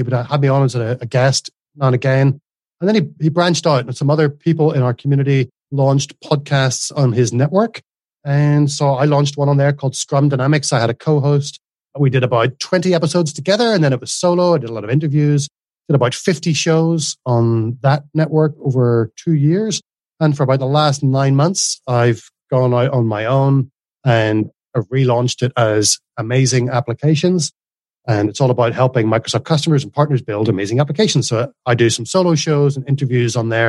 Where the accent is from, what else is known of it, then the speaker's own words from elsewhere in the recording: Northern Ireland, United Kingdom; moved away as an adult; now in Australia; So in Northern Ireland, it would be very flat vowel, one syllable, …. … And when I moved to Australia, there's definitely two syllables in there.